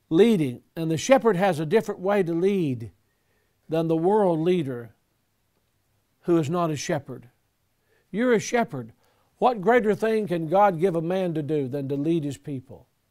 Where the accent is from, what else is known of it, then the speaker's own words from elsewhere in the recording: Selma, Alabama, United States; I was born in Selma, Alabama